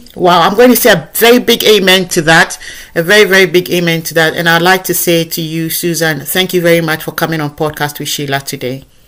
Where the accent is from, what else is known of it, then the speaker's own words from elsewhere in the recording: Ghana; accent: African; moved away as an adult; now in United Kingdom; I sound just as I sound as a Ghanaian from where I come from.